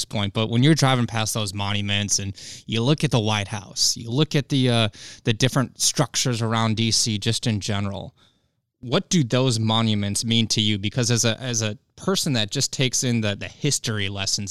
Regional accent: Minnesota, United States; I grew up in Minnesota

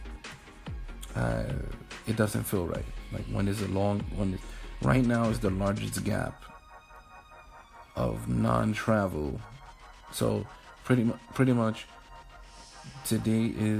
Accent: New York City, New York, United States; moved away as an adult; also born or lived in Albany, New York / Atlanta, Georgia / Hoover, Alabama; now in New Jersey, United States; I am from New York City, raised in Harlem, Brooklyn as well, Brooklyn, New York. Like I said, born and raised there.

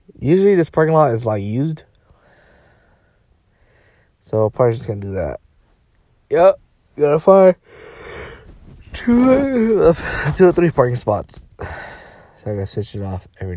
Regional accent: Fresno, California, United States; moved away as an adult; now in Monterey, United States; I'm from Fresno. I just moved here 3 weeks ago

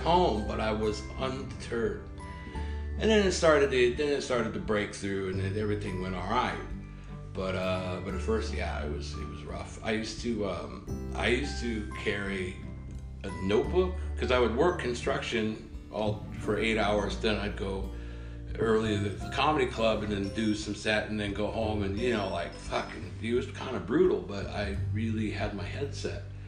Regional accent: Redondo Beach, California, United States; moved away as an adult; also born or lived in Oregon / Midwest / Los Angeles; now in Stavanger, Norway; I grew up in Redondo Beach, California

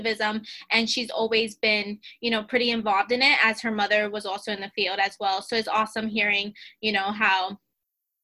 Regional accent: New York City, New York, United States; We're both from the Bronx

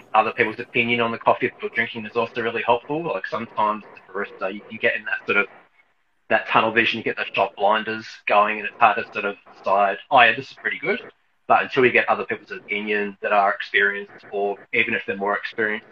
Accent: Hobart, Tasmania, Australia; I'm originally from Hobart in Tasmania

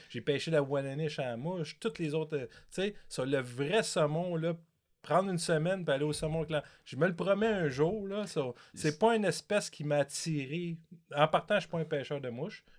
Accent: Montreal, Quebec, Canada; j'étais un petit gars de Montréal

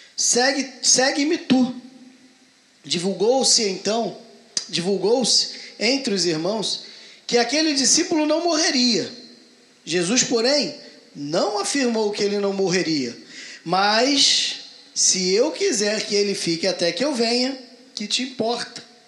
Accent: Rio de Janeiro, Brazil; accent: carioca; Você e eu não percebemos o nosso sotaque porque nós estamos aqui entre iguais

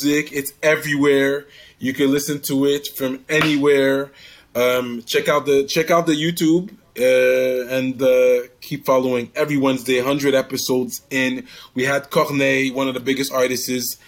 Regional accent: Canada; Being from Canada

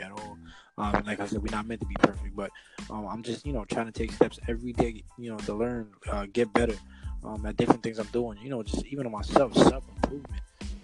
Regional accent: Brooklyn, New York, United States; accent: Brooklyn

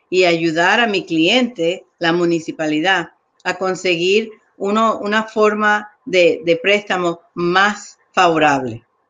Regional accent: New York, United States; moved away as an adult; also born or lived in Colombia; now in Chicago, United States; me crié en Nueva York, llegué ahí a los seis años

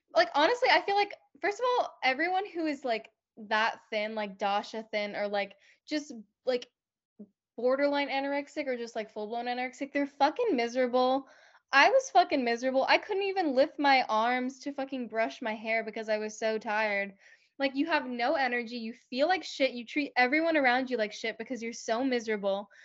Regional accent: Land O' Lakes, Florida, United States; I grew up in Lando Lakes, Florida

